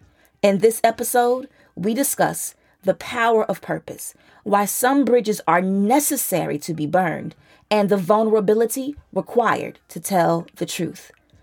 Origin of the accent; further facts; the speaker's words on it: Chicago, Illinois, United States; Me growing up in Chicago